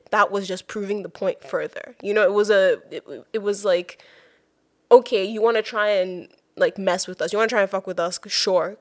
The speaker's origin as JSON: {"language": "English", "country": "Nigeria", "moved": "yes", "lives_now": "United States", "said": "living as a Nigerian in this space"}